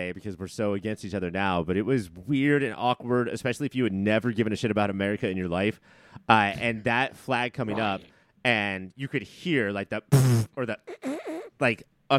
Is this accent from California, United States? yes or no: no; New York, United States; Whereas this is like specifically like, hey, here's my flag because I'm from New York.